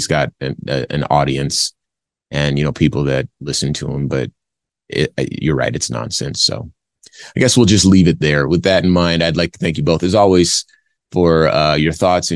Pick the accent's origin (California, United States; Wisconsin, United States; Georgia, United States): California, United States; Compton; now in Phoenix, United States; I was born in Compton, California. I live in Phoenix, Arizona